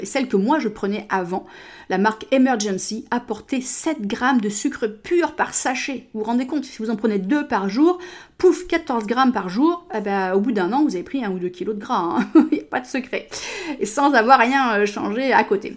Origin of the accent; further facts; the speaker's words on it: United States; moved away; chez moi aux États-Unis